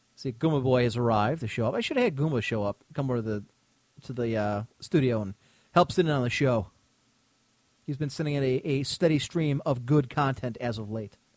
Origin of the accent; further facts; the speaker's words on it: United States; As an American